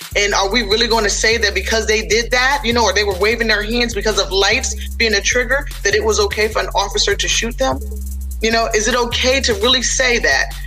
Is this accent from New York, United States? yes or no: yes; upstate New York, United States; moved away as an adult; also born or lived in Middle Peninsula, Virginia; now in Virginia, United States; I'm from New York, upstate New York originally, but again, I've been here in Virginia since 2004.